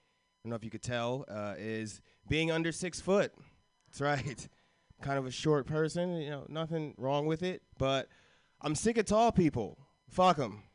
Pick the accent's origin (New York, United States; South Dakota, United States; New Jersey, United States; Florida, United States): Florida, United States; I grew up in Florida